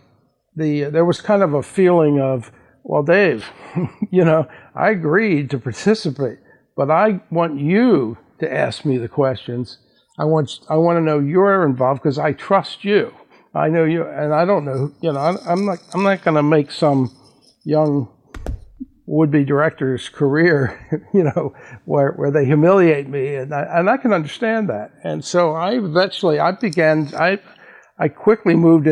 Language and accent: English; Baltimore, Maryland, United States; moved away; I'm originally from Baltimore